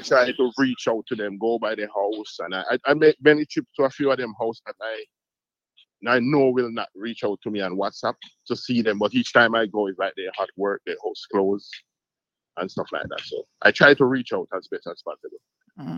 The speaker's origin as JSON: {"language": "English", "town": "Montego Bay", "region": "Saint James", "country": "Jamaica", "also_born_or_lived": "Cayman Islands", "said": "I'm from Montego Bay here"}